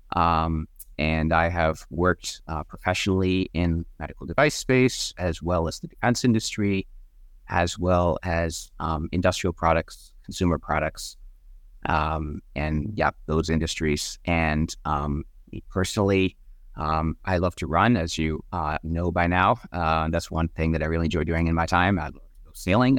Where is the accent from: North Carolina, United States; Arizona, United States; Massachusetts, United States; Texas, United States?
Massachusetts, United States; Wellesley; Wellesley is actually my hometown